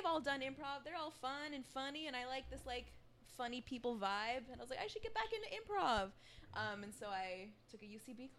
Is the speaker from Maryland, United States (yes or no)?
no; Minnesota, United States; moved away; I'm from Minnesota and there's like an improv scene in Minneapolis